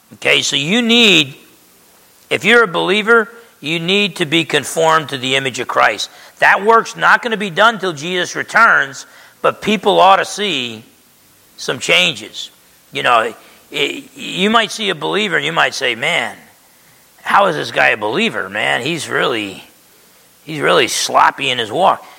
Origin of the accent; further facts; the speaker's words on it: New Jersey, United States; when I grew up in Jersey